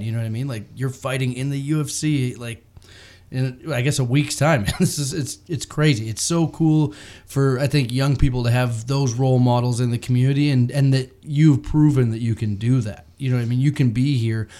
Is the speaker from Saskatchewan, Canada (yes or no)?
no; Bracebridge, Ontario, Canada; I grew up in Bracebridge